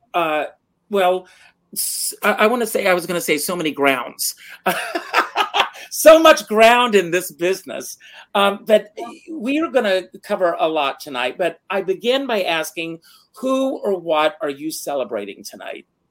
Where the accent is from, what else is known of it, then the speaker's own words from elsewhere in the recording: Myrtle Beach, South Carolina, United States; moved away; Myrtle Beach, which is my hometown